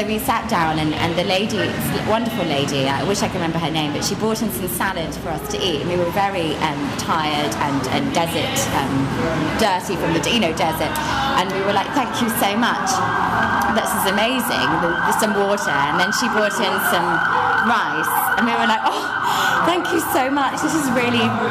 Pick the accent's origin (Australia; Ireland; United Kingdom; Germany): United Kingdom; moved away; also born or lived in China; we're so British